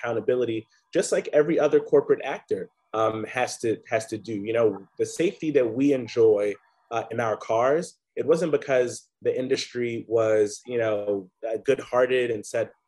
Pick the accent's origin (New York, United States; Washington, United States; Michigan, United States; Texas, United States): New York, United States; as a New Yorker